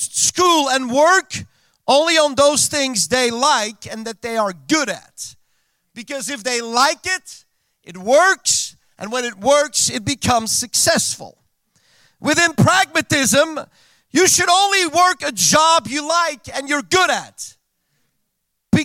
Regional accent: Belgium; first language Dutch; English is a second language; I was born and raised in Belgium. Mijn moedertaal is Nederlands.

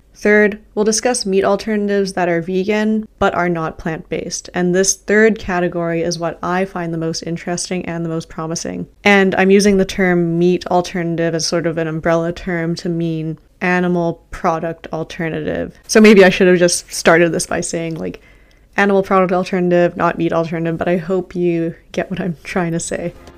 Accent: Canada; I'm Canadian. I live in Canada right now.

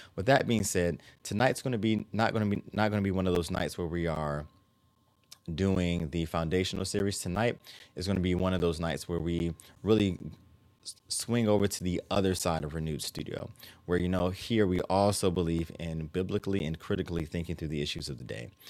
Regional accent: Maryland, United States; my home state of Maryland

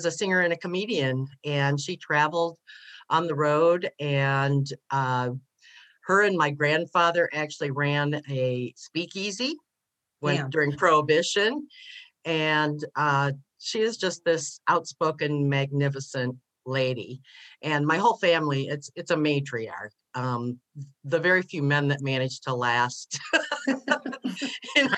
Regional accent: Detroit, Michigan, United States; I grew up in Detroit, okay. Michigan

